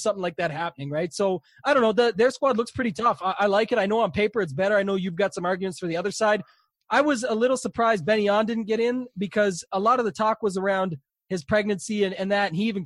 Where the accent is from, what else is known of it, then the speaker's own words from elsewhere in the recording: Canada; I'm more American than I am Canadian